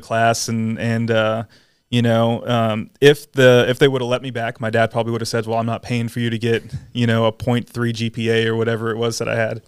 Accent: San Antonio, Texas, United States; born or raised there; also born or lived in Atlanta, Georgia

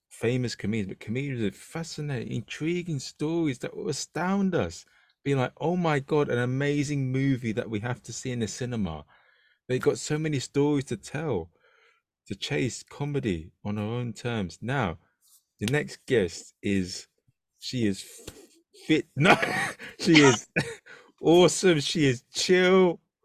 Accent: London, United Kingdom; as a Londoner

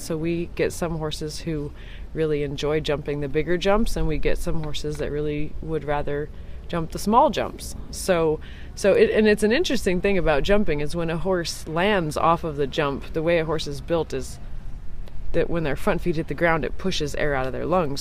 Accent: Santa Fe, New Mexico, United States; I was born and raised in New Mexico in Santa Fe.

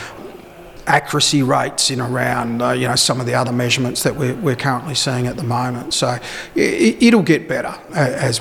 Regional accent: Victoria, Australia; moved away; also born or lived in Naracoorte, South Australia; living and growing up in Victoria

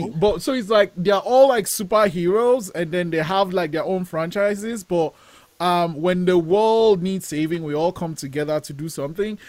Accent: Nigeria; moved away; I'm Nigerian. Like I was born in Nigeria, and, and growing up, I I wanted to make films

